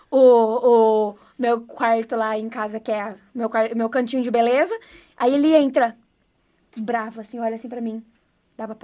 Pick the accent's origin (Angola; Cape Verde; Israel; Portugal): Israel; born or raised there; first language Hebrew; Portuguese is a second language; now in Brazil